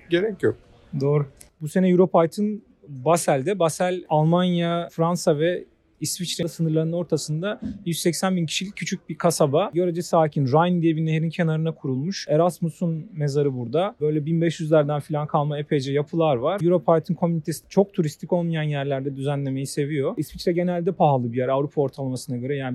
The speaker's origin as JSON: {"language": "Turkish", "country": "Turkey", "said": "Toplam 5 Türküz konferansta benim görebildiğim."}